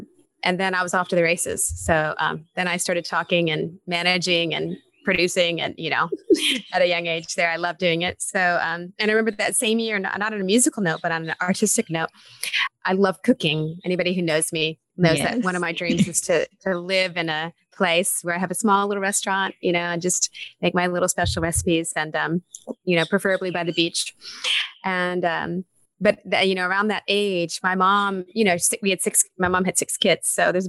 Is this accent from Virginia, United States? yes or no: no; Texas, United States; Born and raised in Texas.